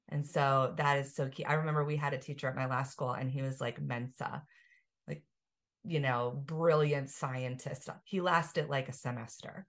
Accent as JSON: {"language": "English", "region": "Pennsylvania", "country": "United States", "said": "we're both from Pennsylvania"}